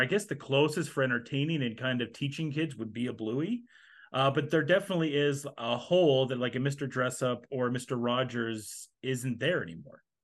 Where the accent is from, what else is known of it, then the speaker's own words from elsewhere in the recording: Canada; as Canadians